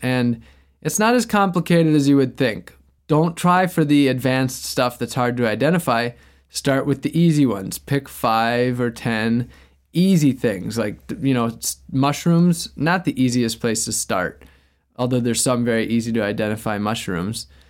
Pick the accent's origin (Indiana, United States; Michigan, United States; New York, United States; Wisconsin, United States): Wisconsin, United States; now in Florida, United States; I grew up in Wisconsin